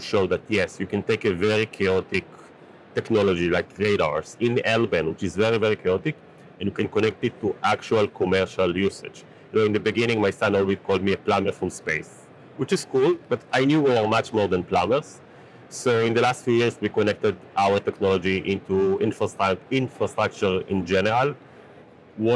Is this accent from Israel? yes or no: yes; Israel; So I'm from Israel, and growing up in Israel